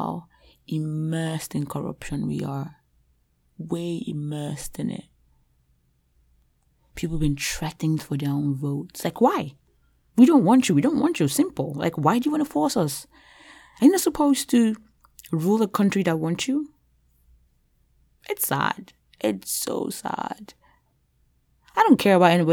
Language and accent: English; Nigeria; moved away; as a Nigerian